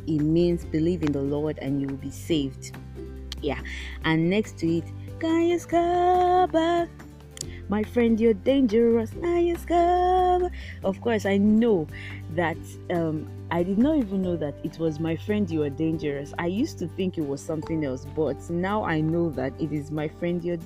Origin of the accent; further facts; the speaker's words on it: Nigeria; As a Nigerian child, growing up